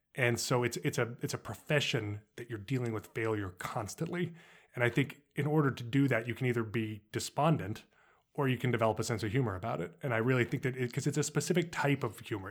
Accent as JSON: {"language": "English", "town": "Los Alamos", "region": "New Mexico", "country": "United States", "tie": "born or raised there", "said": "I grew up in Los Alamos, New Mexico"}